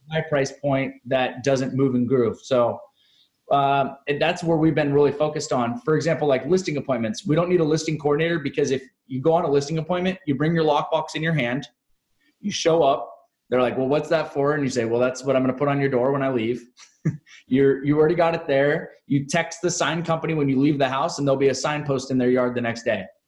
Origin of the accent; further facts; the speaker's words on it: Seattle, Washington, United States; also born or lived in Chicago; now in San Diego, United States; I'm originally from Seattle